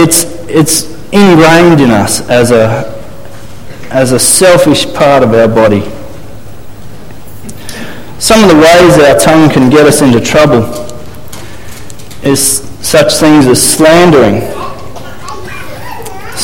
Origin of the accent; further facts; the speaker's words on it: Australia; As Aussie men